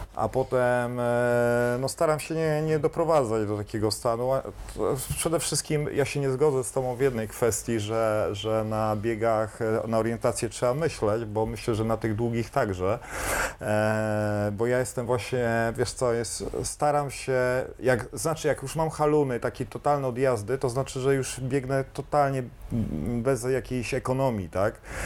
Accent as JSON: {"language": "Polish", "region": "Kashubia", "country": "Poland", "said": "ale ja jestem kaszub. Kaszubem"}